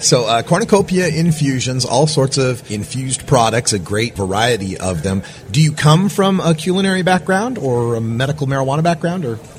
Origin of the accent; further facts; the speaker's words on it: Portland, Oregon, United States; I'm from Portland, Oregon, and one of the things about Portland, Oregon, we're total foodies